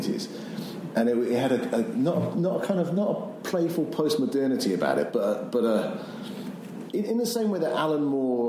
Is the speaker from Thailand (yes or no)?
no; Bristol, South West England, United Kingdom; moved away as an adult; also born or lived in Edinburgh; now in Wellington, New Zealand; having gone back to my hometown of Bristol